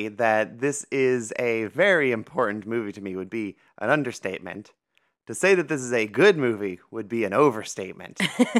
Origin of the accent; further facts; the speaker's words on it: Ohio, United States; So growing up in Ohio